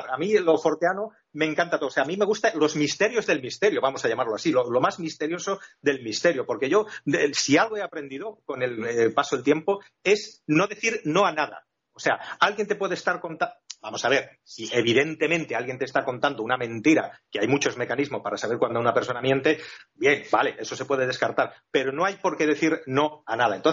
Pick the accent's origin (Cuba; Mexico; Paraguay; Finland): Finland; born there; also born or lived in Spain; yo soy una persona que nací en Escandinavia, en Finlandia, eh, he ido y he vuelto tanto a Finlandia como a España, he mezclado en mi juventud bastantes veces